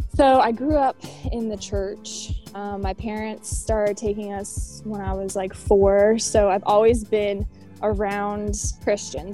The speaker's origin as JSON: {"language": "English", "town": "Roanoke", "region": "Virginia", "country": "United States", "tie": "born or raised there", "moved": "as an adult", "lives_now": "Charlotte, United States", "said": "I am originally from Roanoke, Virginia. I was not born there, but I spent most of my life living there."}